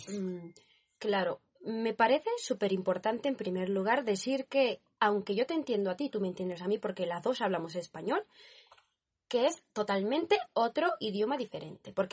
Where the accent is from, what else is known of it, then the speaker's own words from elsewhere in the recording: Barcelona, Catalonia, Spain; eh, vengo de España, Barcelona.